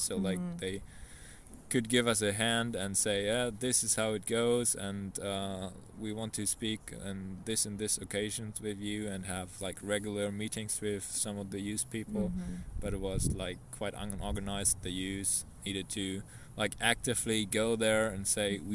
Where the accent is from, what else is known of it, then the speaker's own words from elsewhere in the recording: Germany; I'm from Germany